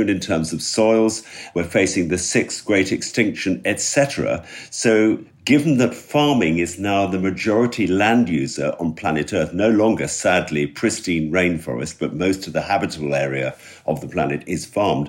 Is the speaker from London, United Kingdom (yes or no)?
yes; London, United Kingdom; moved away as an adult; now in West Wales, United Kingdom; I grew up in London.